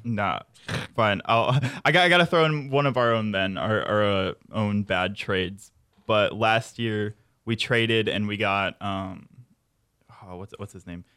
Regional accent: St. Louis, Missouri, United States; I'm from the Saint Louis area

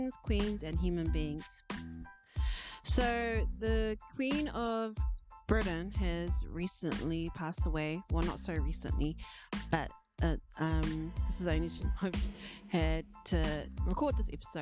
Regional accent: New Zealand; first language English; moved away; also born or lived in Tonga; My parents still try to bring us up in the culture here in New Zealand, but you know, that was mostly through church. So 6 days out of 7 days a week, I would be like every other Kiwi kid

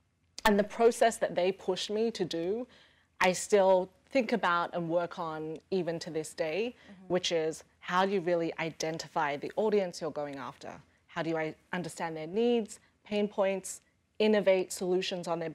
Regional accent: Australia; moved away as an adult; now in New York, United States; Growing up in Australia

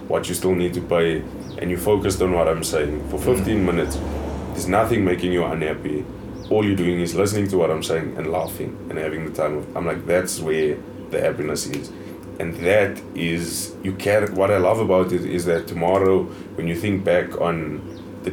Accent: South Africa; I grew up in Aldo's. Aldo's

